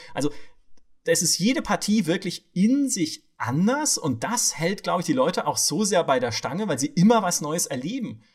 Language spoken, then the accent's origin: German; Southern Germany, Germany; moved away; ich komme aus Süddeutschland